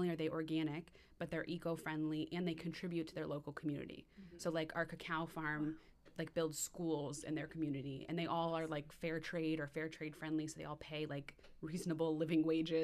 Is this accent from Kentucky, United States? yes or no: no; West Hartford, Connecticut, United States; also born or lived in New York; I'm from West Hartford initially